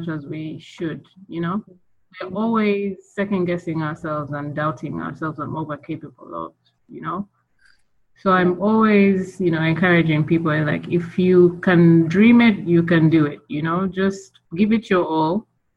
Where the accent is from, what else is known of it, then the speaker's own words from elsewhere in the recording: Kampala, Central Region, Uganda; I'm from Uganda, Kampala, born and raised. I've lived there all my life